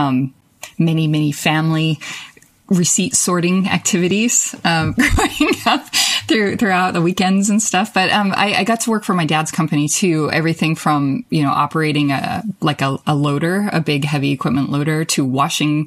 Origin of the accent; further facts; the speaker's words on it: Nevada, United States; also born or lived in Las Vegas, Nevada / San Francisco, California; I grew up in very rural Nevada. I was born in Vegas, but moved to rural Nevada with my family in fifth grade.